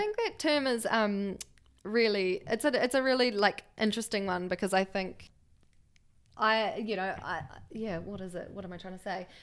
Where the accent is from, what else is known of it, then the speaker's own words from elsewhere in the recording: Levin, Manawatū-Whanganui, New Zealand; now in Wellington, New Zealand; born and raised in Leuven, which is a small town, um, north of Wellington.